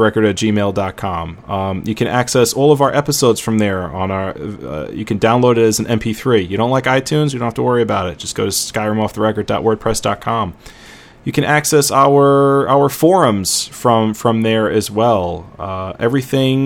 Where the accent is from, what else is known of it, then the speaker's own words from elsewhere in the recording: New York City, New York, United States; I'm from Brooklyn.